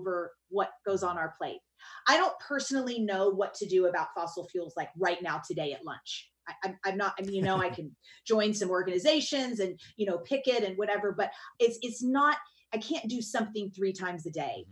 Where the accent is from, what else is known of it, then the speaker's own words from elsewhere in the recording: the South, United States; I grew up in the South